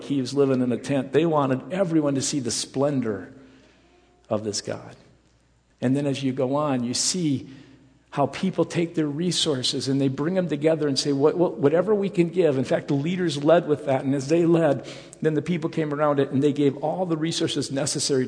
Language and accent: English; Rockford, Illinois, United States; I grew up in the Rockford area